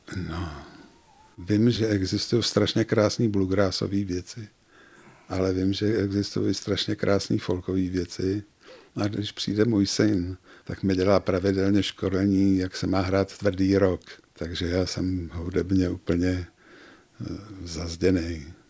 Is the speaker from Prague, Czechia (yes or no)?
yes; Prague, Czechia; moved away as an adult; now in České Budějovice, Czechia; Já jsem vyrůstal v Praze v Kobylisích